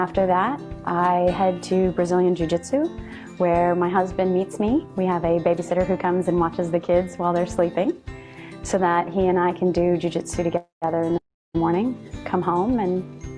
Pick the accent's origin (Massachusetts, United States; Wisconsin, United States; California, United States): Wisconsin, United States; Plymouth; moved away; I'm originally from Plymouth, Wisconsin